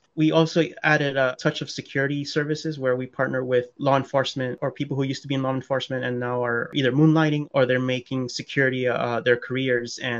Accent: New York City, New York, United States; I have my best friend who I grew up with back in Queens, like as a kid

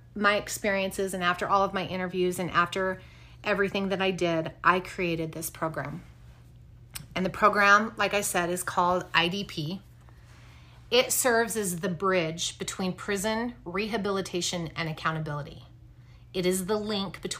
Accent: Wyoming, United States; Growing up in Wyoming, I had the opportunity to be surrounded by ranchers

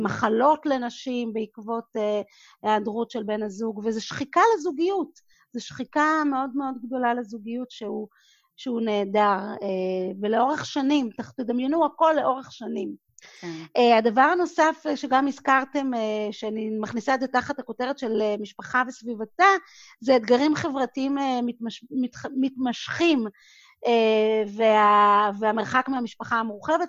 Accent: Israel; moved away as an adult; also born or lived in Singapore / New York; אני גדלתי בקיבוץ, בבית ילדים

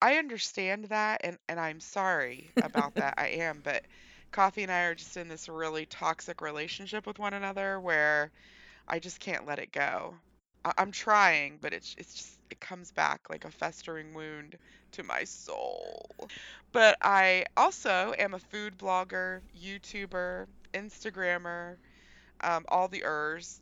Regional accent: West Virginia, United States; I was born and raised in West Virginia

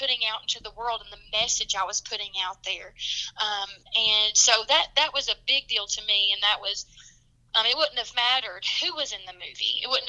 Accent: the South, United States; accent: Southern; And so it was very nice for me to be like accepted with my Southern accent

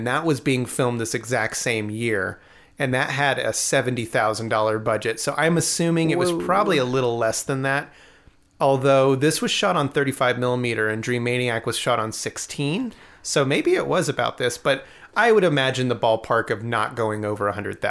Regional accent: New York, United States; born there; I mean, I was born in New York, but not in the city.

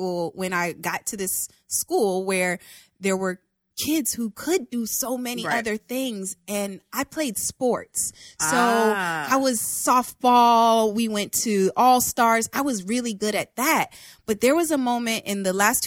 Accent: Hopkins, South Carolina, United States; moved away as an adult; also born or lived in New York; I'm from the country. I'm from Hopkins, South Carolina.

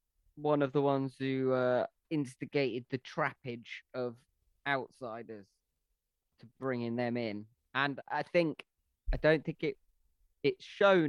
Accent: England, United Kingdom; I'm English

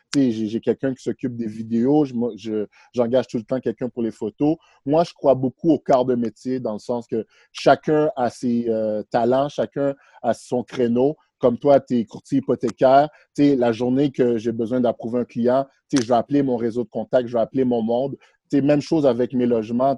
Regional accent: Montreal, Quebec, Canada; also born or lived in Haiti; je suis un, petit gars de Montréal, c'est ça que j'aime dire. J'ai grandi ici. Euh, je suis né en Haïti. je suis venu à Montréal à l'âge de 6 ans

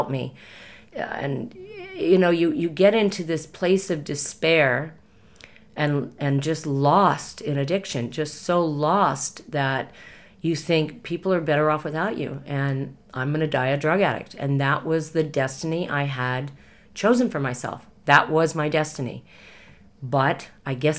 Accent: Los Angeles, California, United States; I was raised in the Hollywood Hills

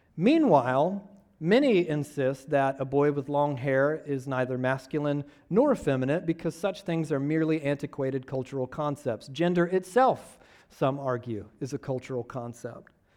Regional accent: Georgia, United States; I'm from Georgia

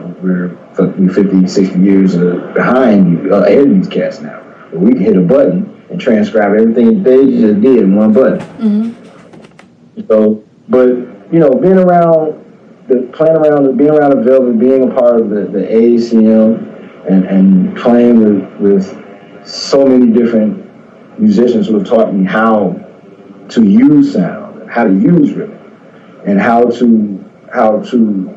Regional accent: Chicago, Illinois, United States; I grew up in Cabrini Green area, so that's a different way of growing up

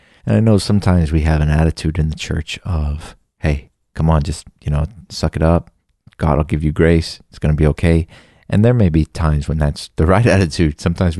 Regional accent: Texas, United States; I'm from Texas. I went to school nearby. I have uncles in this area.

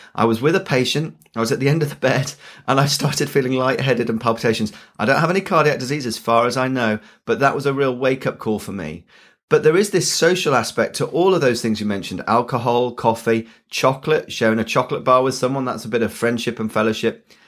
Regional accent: Yorkshire and the Humber, United Kingdom; I'm a Yorkshireman

